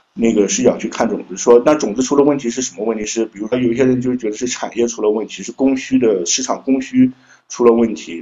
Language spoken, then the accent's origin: Chinese; Shandong, China; moved away; also born or lived in Jiangsu-Zhejiang-Shanghai area; 我老家是山东，但我现在工作，主要的工作地点在江浙沪